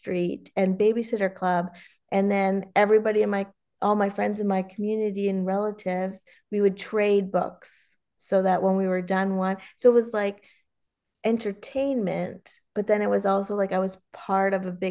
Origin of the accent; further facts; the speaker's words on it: Canada; I grew up rurally in Canada, so we didn't really have TV